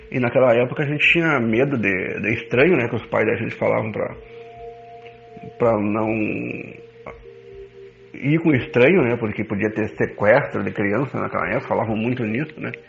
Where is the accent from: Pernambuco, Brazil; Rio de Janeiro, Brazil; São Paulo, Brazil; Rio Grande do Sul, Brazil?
Rio Grande do Sul, Brazil; Rosário do Sul; lá na cidade de Rosário, na minha terra